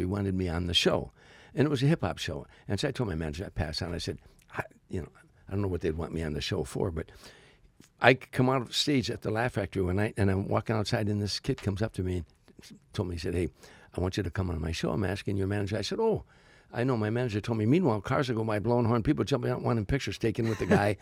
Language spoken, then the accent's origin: English; Harvey, Illinois, United States; moved away as an adult; now in Los Angeles, United States; I'm a kid from Harvey, Illinois